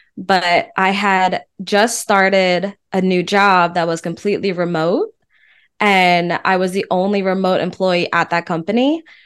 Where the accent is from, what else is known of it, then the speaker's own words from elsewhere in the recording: East Coast, United States; moved away as an adult; now in Austin, United States; I'm from the East Coast